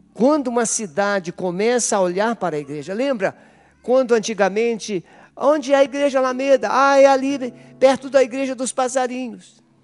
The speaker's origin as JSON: {"language": "Portuguese", "country": "Brazil", "said": "nós somos brasileiros"}